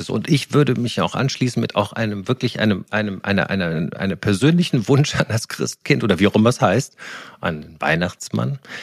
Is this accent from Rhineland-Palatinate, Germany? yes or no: yes; Koblenz, Rhineland-Palatinate, Germany; moved away; ich war am Wochenende in meiner Heimat in Koblenz und ähm, habe die Eltern besucht